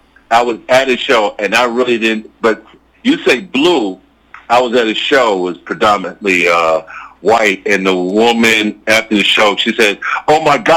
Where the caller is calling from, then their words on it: New York City, New York, United States; NYC, Queens, New York.